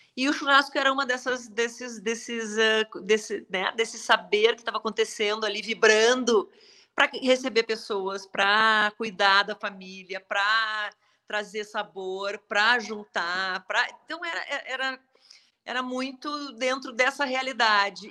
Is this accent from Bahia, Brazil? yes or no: no; Passo Fundo, Rio Grande do Sul, Brazil; moved away as an adult; also born or lived in United States / Porto Alegre / Florianópolis / Salvador; now in São Paulo, Brazil; eu saí de Passo Fundo e eu morei